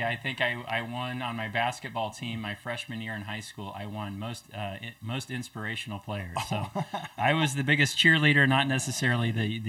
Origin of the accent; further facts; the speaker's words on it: Lewiston, Idaho, United States; moved away as an adult; also born or lived in Eugene, Oregon; now in Sandpoint, United States; growing up in Lewiston, Idaho.